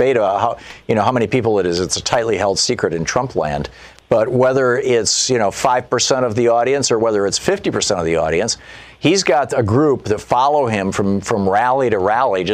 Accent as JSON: {"language": "English", "region": "Michigan", "country": "United States", "tie": "born or raised there", "said": "I grew up in Michigan."}